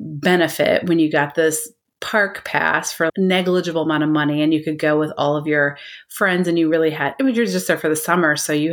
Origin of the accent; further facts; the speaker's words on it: Iowa, United States; moved away; also born or lived in Daytona Beach, Florida; I actually grew up in the Midwest, so Iowa.